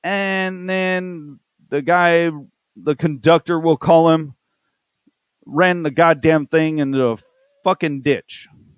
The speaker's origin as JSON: {"language": "English", "region": "Texas", "country": "United States", "said": "I know I'm from Texas."}